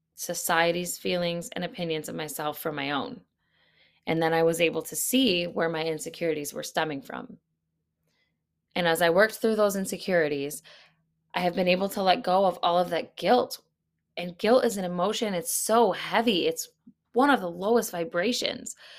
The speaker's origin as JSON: {"language": "English", "country": "United States", "said": "as an American, I am not living in an active war zone"}